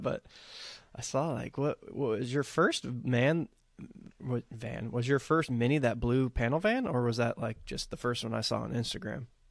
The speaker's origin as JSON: {"language": "English", "region": "Texas", "country": "United States", "tie": "born or raised there", "said": "I'm growing up in Texas"}